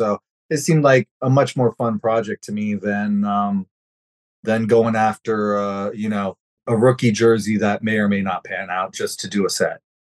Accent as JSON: {"language": "English", "region": "Central Florida", "country": "United States", "tie": "born or raised there", "said": "I grew up in Central Florida, and Marino was the man. Marino was everywhere. This was mid-80s when we moved down to Florida."}